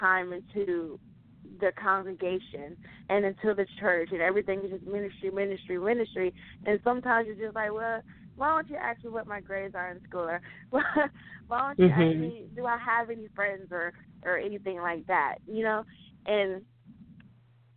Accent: Newport News, Virginia, United States; I was born and raised in Newport News, Virginia.

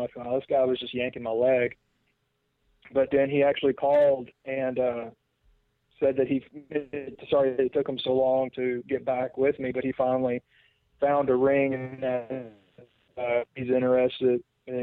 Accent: Memphis, Tennessee, United States; born and raised in Memphis

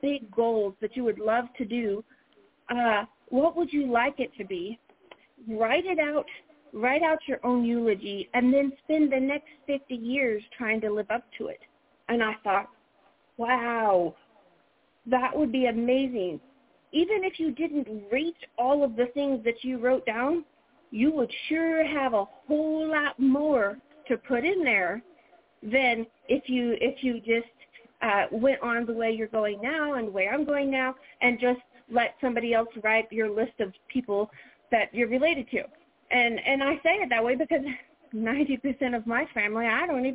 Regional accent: the South, United States; accent: Southern; I'm a Southerner

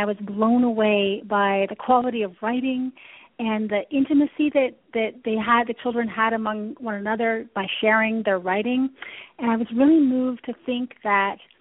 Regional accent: London, Ontario, Canada; moved away; also born or lived in Toronto; I grew up in Canada. I'm from London, Ontario.

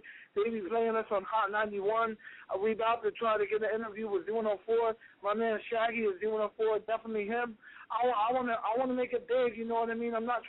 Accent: Newport News, Virginia, United States; also born or lived in Moscow, Russia; I'm from Moscow, Russia, you know, and I grew up in the States. I grew up in Bad News, VA

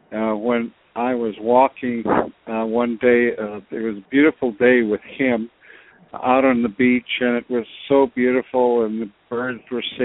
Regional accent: Pribilof Islands, Alaska, United States; And I am Aleut, or Unungan, as we say in our language, and I come from the Pribilof Islands in the Bering Sea.

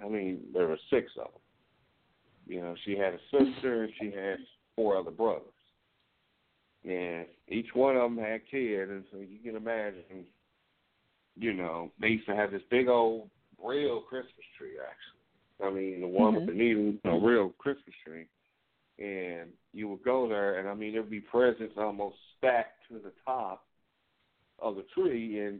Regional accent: Lubbock, Texas, United States; born there; I was born in Lubbock. That's where my mom's from.

